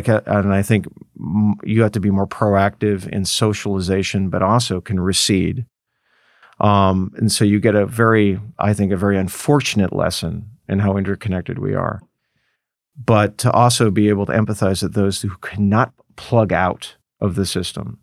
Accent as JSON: {"language": "English", "town": "Los Angeles", "region": "California", "country": "United States", "tie": "born or raised there", "said": "I grew up in Los Angeles"}